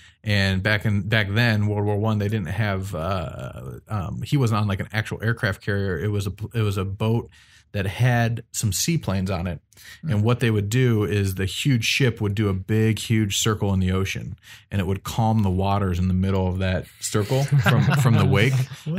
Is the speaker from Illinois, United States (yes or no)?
no; Wadsworth, Ohio, United States; he ended up flying it for the first time at Wadsworth Municipal Airport, which is not only where I grew up in Wadsworth